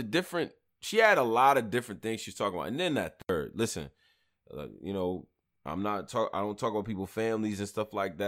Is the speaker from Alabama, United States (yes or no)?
no; Rochester, New York, United States; now in New York City, United States; I grew up in Rochester, New York